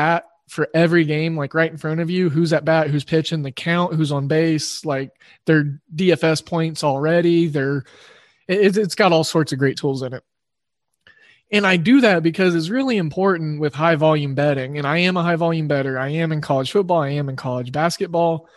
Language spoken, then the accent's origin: English; Oklahoma, United States; I grew up in Oklahoma